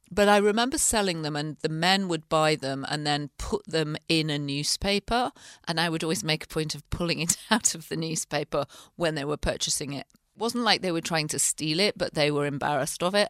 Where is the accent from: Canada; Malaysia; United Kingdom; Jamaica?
United Kingdom; north of England; moved away as an adult; also born or lived in London; now in United States; I grew up in the north of England